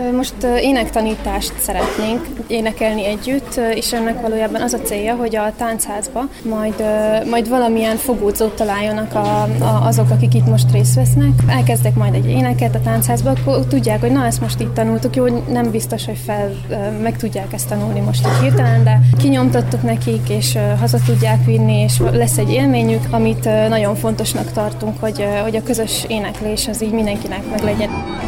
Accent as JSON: {"language": "Hungarian", "town": "Srbobran", "region": "Vojvodina", "country": "Serbia", "tie": "born or raised there", "said": "Én Szent Tomási vagyok, Szent Tomáson születtem és nőttem fel, a gyerekkoromat itt töltöttem"}